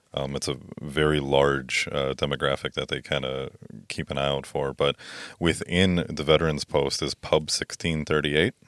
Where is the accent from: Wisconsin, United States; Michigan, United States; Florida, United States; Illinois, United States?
Wisconsin, United States; Merrill; I'm from Merrill